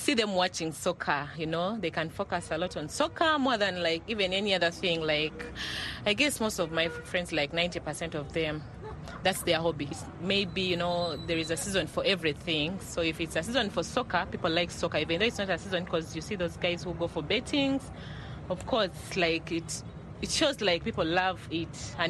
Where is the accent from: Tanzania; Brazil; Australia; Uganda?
Uganda; Kampala, Central Region; I'm …, and I come from Kansanga, Kampala, Uganda.